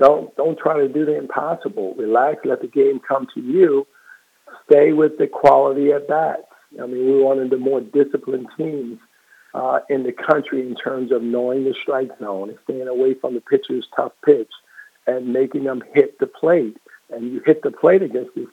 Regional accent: Baltimore, Maryland, United States; I'm born and raised in West Baltimore

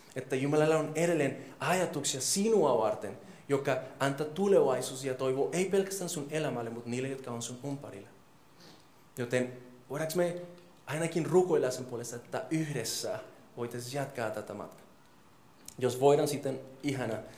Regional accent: Colombia; Finnish is a second language; now in Finland; mä oon kolumbialainen

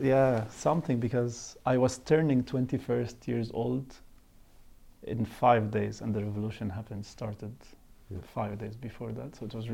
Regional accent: Cairo, Cairo Governorate, Egypt; moved away as an adult; now in Brussels, Belgium; I'm from Egypt in Cairo because I was born there and raised there. But if we follow that logic, then I would say, okay, but now I'm 10% Belgian because I lived in Brussels for 4 years now.

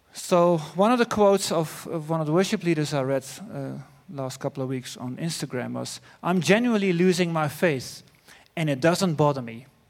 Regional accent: Netherlands; accent: Dutch; English is a second language; my Dutch accent

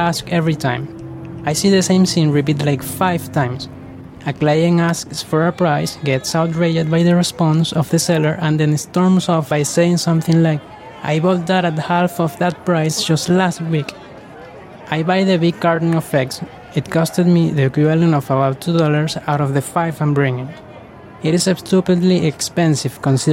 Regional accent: Ciudad Guayana, Bolívar, Venezuela; I'm a freelancer from Ciudad Guayana, a city in the south of Venezuela.

